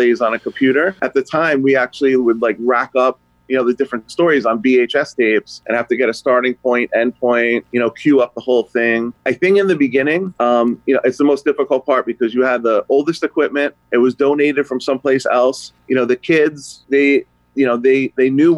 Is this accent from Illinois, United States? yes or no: no; New Jersey, United States; moved away as an adult; also born or lived in Connecticut; I grew up in New Jersey, moved back to Connecticut